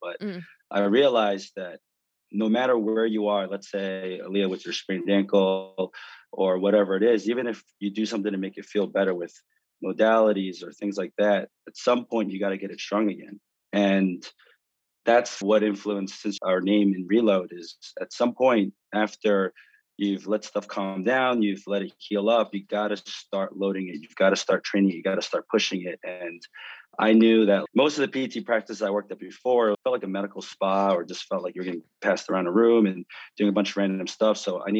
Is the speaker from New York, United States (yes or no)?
yes; New York, United States; The Knicks, I'm a New Yorker